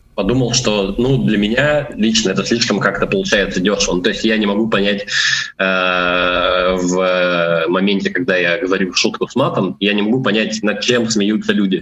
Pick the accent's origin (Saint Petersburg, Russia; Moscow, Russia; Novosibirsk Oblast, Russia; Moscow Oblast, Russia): Novosibirsk Oblast, Russia; Novosibirsk; Да, я из Новосибирска и живу в Новосибирске.